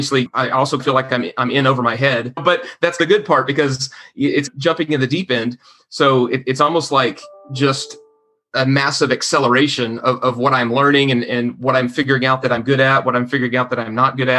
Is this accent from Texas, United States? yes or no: yes; Garland, Texas, United States; Garland in my hometown.